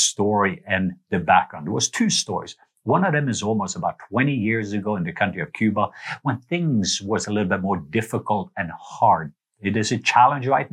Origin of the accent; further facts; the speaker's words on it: Norway; moved away; I remember me as a kid growing up in Norway